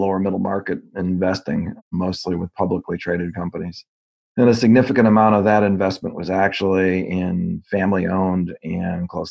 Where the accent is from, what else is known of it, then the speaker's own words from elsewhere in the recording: Northbrook, Illinois, United States; Northbrook, Illinois, which was the town I grew up in. I spent almost all my years in Northbrook until college.